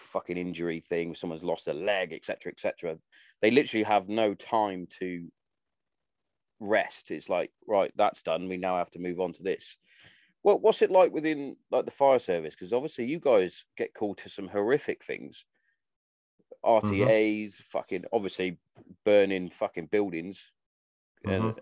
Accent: Hereford, West Midlands, United Kingdom; also born or lived in Wales; My family, we're all from Hereford

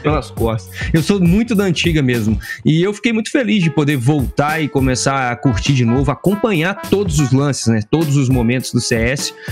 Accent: Juiz de Fora, Minas Gerais, Brazil; eu sou de Juiz de Fora, né, Minas Gerais

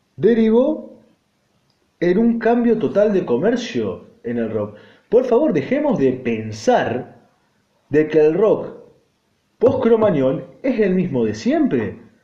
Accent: Argentina; estoy viviendo, y va, y nací, y me crié acá, en un país en el cual yo amo

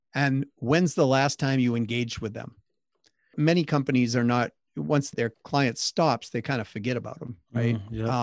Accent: Massachusetts, United States; I grew up in Massachusetts

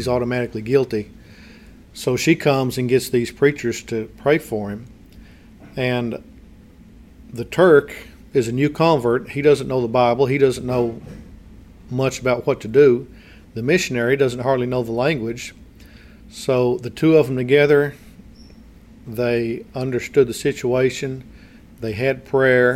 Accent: United States; moved away as an adult; we know American culture because we grew up here

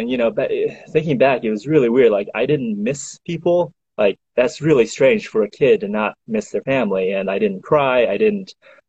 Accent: Missouri, United States; also born or lived in China; I was born in China, but I grew up, came over here when I was 8, and then I grew up in Missouri ever since then.

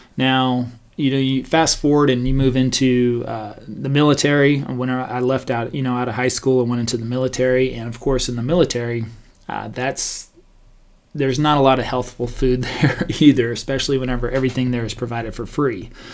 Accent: Stephenville, Texas, United States; growing up in Stephenville, Texas, very small country town

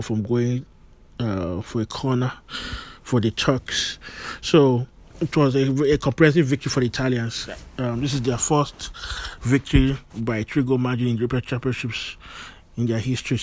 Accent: Nigeria; I'm a Nigerian

